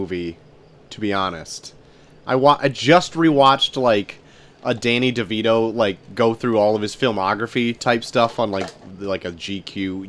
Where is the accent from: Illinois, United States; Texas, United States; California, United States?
Illinois, United States; McHenry; I actually, get ready for this, was somewhat of a paper boy in my hometown of McHenry, Illinois